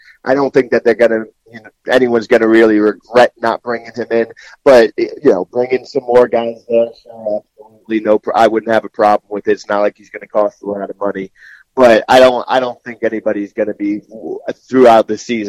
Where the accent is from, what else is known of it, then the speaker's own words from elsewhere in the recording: New Jersey, United States; I grew up in North Jersey.